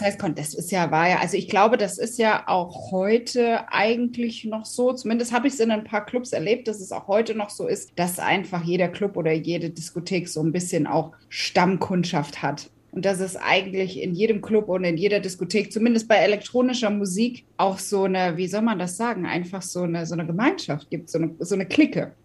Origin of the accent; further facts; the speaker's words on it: Katzenellenbogen, Rhineland-Palatinate, Germany; also born or lived in Wiesbaden / Taunusstein; kurz bevor ich dann in die Schule gekommen bin, sind meine Eltern raus aufs Land gezogen. Ja, in die Nähe der Ort, das kriegen immer ganz viele nicht auf die Kette. Und wenn man irgendwo was zum Ausfüllen hatte, hat der Platz auch nie gereicht. Das hieß Katzenellenbogen